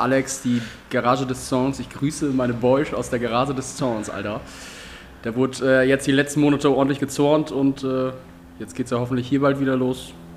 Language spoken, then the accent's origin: German; Georgsmarienhütte, Lower Saxony, Germany; ich komme aus Georgs Marienhütte